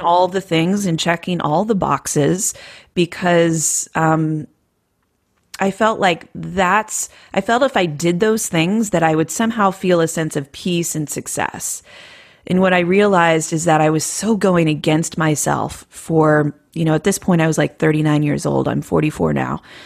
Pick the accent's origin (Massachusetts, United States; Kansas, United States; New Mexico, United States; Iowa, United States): Iowa, United States; moved away; I'm from Iowa.